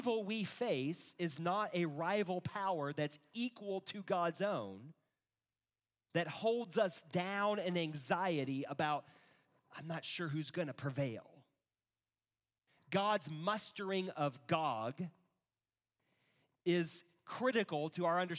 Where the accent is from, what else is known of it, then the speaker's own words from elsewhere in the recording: United States; I'm an American, not because I'm a Christian